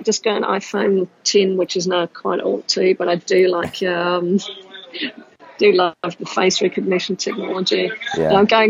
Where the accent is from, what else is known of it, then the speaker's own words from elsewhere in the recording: Austria; English is a second language; moved away as an adult; also born or lived in Denmark; So maybe if I just explain why my accent is all over the place and how sure. I got to be a gadget junkie with a weird accent. I grew up in Austria and spent the first half of my life as a professional athlete playing handball.